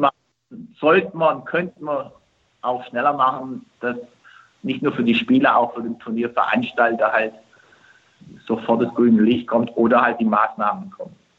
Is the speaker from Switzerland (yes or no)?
no; Turkey; now in Germany; Gerade in meiner Heimat und ich glaube jetzt mal in Istanbul